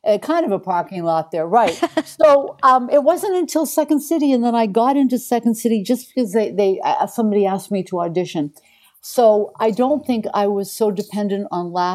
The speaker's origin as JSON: {"language": "English", "town": "Portland", "region": "Maine", "country": "United States", "tie": "born or raised there", "also_born_or_lived": "Toronto", "moved": "yes", "said": "I grew up in Portland, Maine, and I was, you know, at 11 years old or 9 years old, I was doing children's theater"}